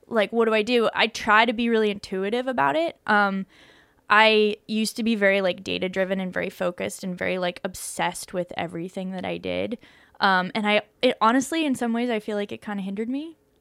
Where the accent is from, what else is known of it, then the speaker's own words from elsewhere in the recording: Boulder, Colorado, United States; I grew up in Boulder, Colorado